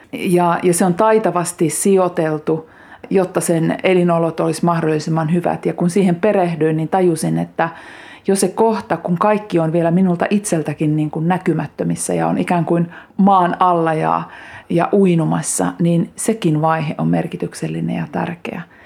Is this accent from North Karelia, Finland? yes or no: yes; Kiihtelysvaara, North Karelia, Finland; also born or lived in Lemi; now in Lappeenranta, Finland; Syntymäseutu on kiihtelysvaara ja nyt kun asun Lappeenrannassa